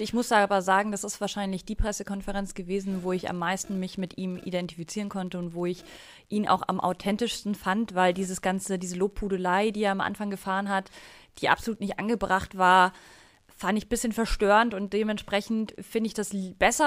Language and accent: German; Bavaria, Germany; ich bin ja aus Bayern